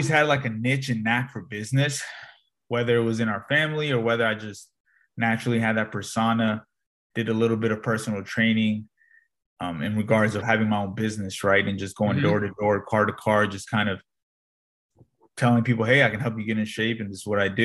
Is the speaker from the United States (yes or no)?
yes; Northern Virginia, United States; Born and raised in Northern Virginia